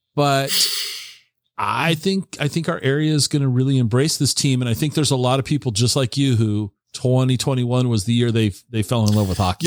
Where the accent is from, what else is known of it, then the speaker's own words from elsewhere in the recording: Tacoma, Washington, United States; also born or lived in Seattle; now in Central Washington, United States; I grew up in the Tacoma area. I lived in the Seattle Tacoma area for many many years. Moved over here to Central Washington in 2017.